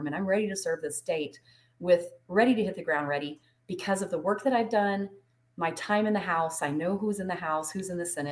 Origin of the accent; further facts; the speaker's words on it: Truth or Consequences, New Mexico, United States; moved away as an adult; So I grew up in Truth or Consequences.